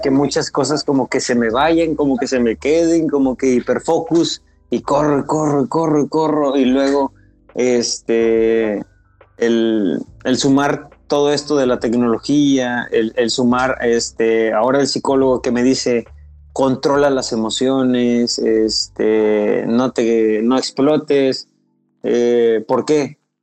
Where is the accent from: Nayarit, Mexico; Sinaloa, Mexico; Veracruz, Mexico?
Veracruz, Mexico; Pánuco; also born or lived in Tuxpan; now in Xalapa, Mexico; Eh, nací en Tuxpan, en el puerto de Tuxpan, y crecí en Pánuco que es donde estoy ahorita. Pero eh, vivo en Jalapa